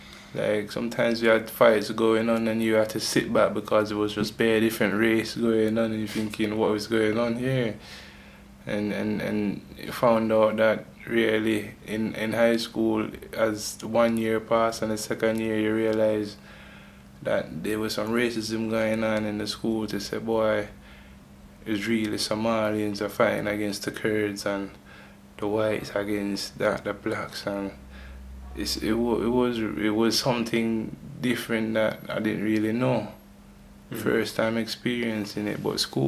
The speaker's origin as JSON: {"language": "English", "region": "London", "country": "United Kingdom", "tie": "born or raised there", "said": "growing up in London, meeting people and, like, knowing what London is like"}